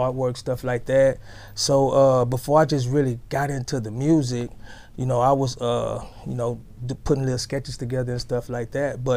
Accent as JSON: {"language": "English", "town": "Galveston", "region": "Texas", "country": "United States", "lives_now": "Houston, United States", "said": "I'm originally from Galveston, Texas"}